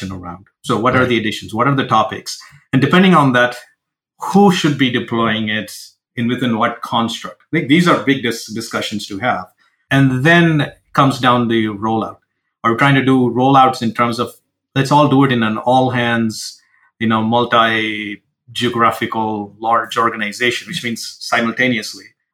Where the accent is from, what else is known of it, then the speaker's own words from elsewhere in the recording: India; now in Seattle, United States; I come from India